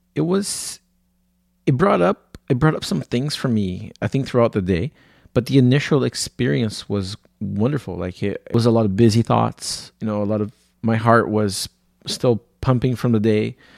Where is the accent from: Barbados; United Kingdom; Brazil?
Brazil; São Paulo; moved away; I was born in Brazil, in, in a city called São Paulo